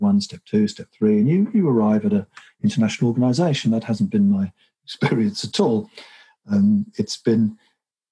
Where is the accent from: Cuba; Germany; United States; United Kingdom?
United Kingdom; England; I'm English